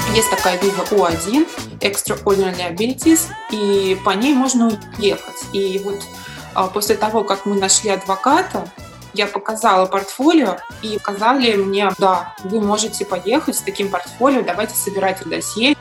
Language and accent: Russian; Moscow, Russia; moved away as an adult; now in New York, United States; я девочка из Москвы, в Нью-Йорке